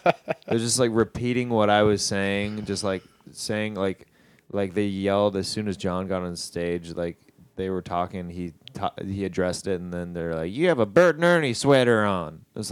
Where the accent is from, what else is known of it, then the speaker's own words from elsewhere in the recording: Kansas City, Missouri, United States; moved away; I was back in Kansas City, my hometown